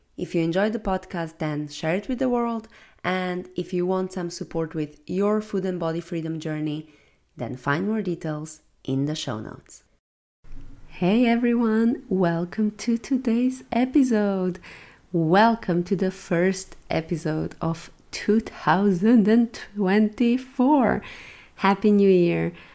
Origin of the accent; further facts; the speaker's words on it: Slovenia; now in Valencia, Spain; going home to Slovenia for Christmas